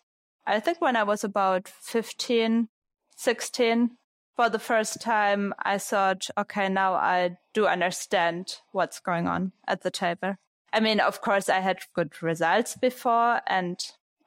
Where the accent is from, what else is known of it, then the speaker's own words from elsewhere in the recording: Braunschweig, Lower Saxony, Germany; Braunschweig, was my hometown. It's in the north of Germany.